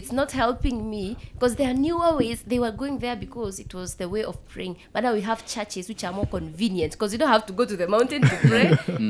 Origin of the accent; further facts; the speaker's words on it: Kenya; I'm from Meru.